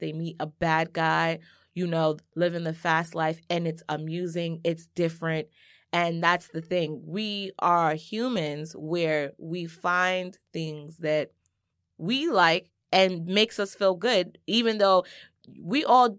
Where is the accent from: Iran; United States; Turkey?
United States; Brooklyn, New York; I was not raised in the hood. I'm from Brooklyn, but a nice part.